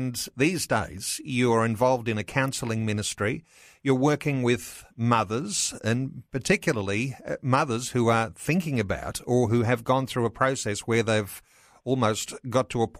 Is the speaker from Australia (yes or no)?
yes; Australia; as Australian Christians